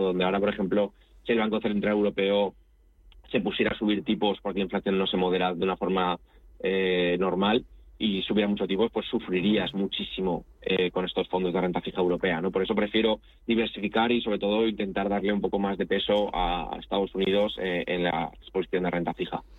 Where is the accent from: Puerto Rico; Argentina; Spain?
Spain; also born or lived in Italy; soy español y me siento de los dos países